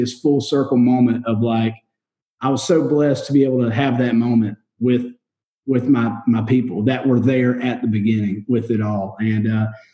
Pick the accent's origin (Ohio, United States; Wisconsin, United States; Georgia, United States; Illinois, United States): Georgia, United States; Warner Robins; moved away as an adult; now in Nashville, United States; I was in my hometown. I was in Warner Robins